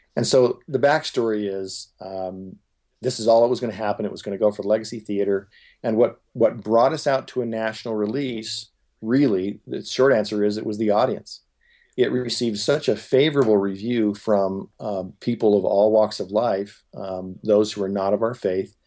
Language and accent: English; Huntington Beach, California, United States; growing up in Huntington Beach, California, I was certainly in the minority